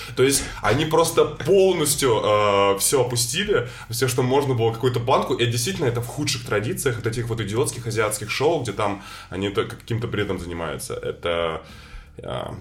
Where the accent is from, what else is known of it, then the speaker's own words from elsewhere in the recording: Saint Petersburg, Russia; как и я, рос в Петербурге в 90-х